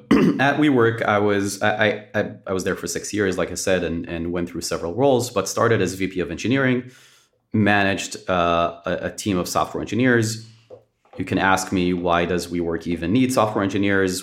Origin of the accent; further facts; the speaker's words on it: Israel; moved away; born and raised in Israel